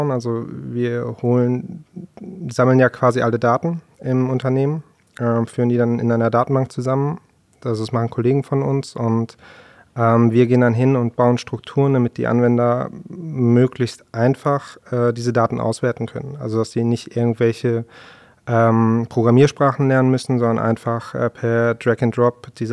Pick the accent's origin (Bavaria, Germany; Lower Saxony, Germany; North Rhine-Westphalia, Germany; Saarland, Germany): North Rhine-Westphalia, Germany; Essen; ich komme selber aus Essen